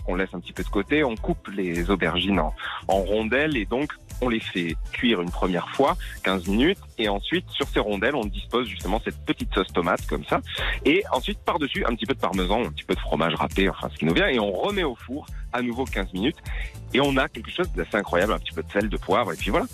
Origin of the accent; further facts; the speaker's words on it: Lunel, Occitania, France; also born or lived in Alès / Nîmes; moi j'ai grandi à Lunel. Alors je suis né à Alès, euh, dans le Gard, mhm. justement, puis ensuite mes parents ont déménagé à Lunel